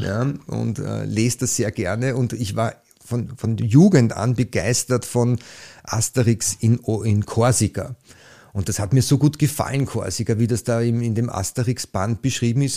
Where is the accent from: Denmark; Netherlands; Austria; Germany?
Austria; Liesing, Vienna; ich bin jetzt aus Leasing